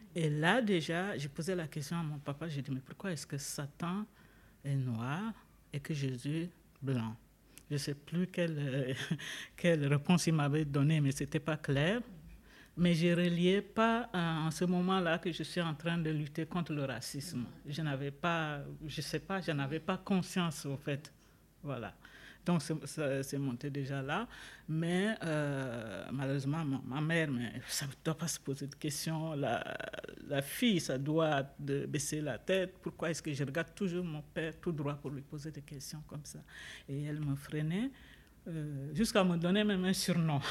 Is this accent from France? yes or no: no; Chad; moved away as an adult; now in Switzerland; je suis d'origine tchadienne. Je suis arrivée en Suisse depuis 1993